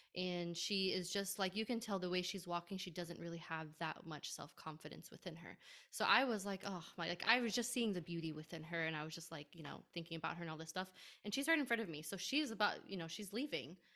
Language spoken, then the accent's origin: English; United States; being Arab in a Muslim family, born and raised in America